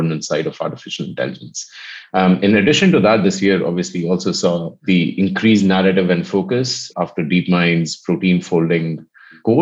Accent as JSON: {"language": "English", "country": "India", "said": "I come from India"}